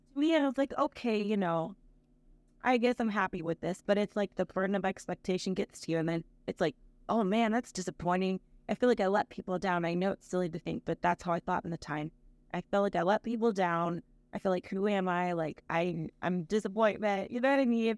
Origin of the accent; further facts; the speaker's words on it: Akron, Ohio, United States; I'm from Akron, Ohio, so it's kind of a big deal for us Ohioans